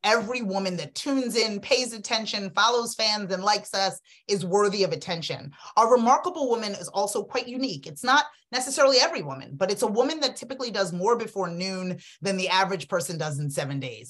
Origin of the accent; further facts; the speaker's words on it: Freetown, Western Area, Sierra Leone; now in United States; I was born in Freetown, Sierra Leone, West Africa. Um, I'm an immigrant